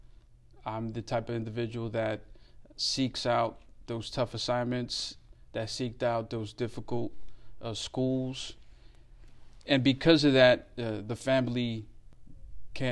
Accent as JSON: {"language": "English", "town": "New York City", "region": "New York", "country": "United States", "tie": "born or raised there", "also_born_or_lived": "Colombia", "said": "I was born and raised in Brooklyn, New York City"}